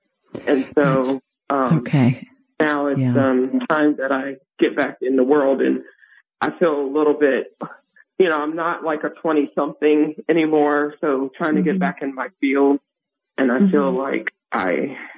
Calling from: Gaithersburg, Maryland, United States; I'm calling from Gaithersburg, Maryland.

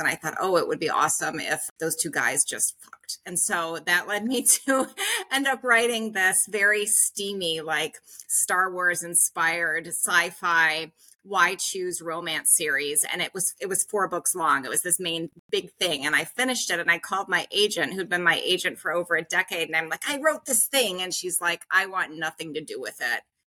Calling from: Uzbekistan; And, I'm calling from Uzbekistan, you know, into my subscription classes.

